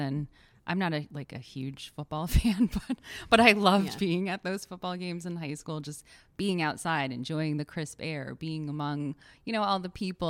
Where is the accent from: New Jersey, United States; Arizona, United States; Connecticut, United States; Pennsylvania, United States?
Connecticut, United States; as a New Englander, and, you know, we've talked about the fact that we have grown up in Connecticut